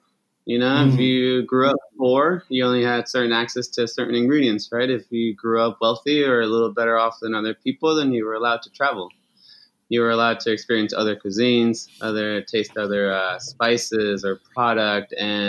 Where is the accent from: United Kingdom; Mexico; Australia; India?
Mexico; Chihuahua; And so we grew up in Chihuahua. All my family's Mexican.